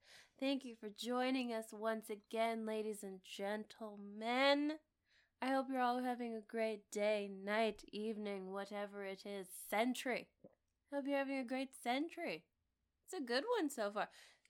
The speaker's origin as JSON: {"language": "English", "region": "the South", "country": "United States", "said": "Y'all can tell, I'm from the South."}